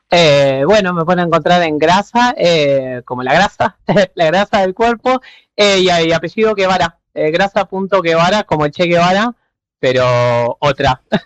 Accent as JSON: {"language": "Spanish", "country": "Argentina", "moved": "yes", "lives_now": "Berlin, Germany", "said": "somos quienes, digamos, tenemos gente viviendo allá"}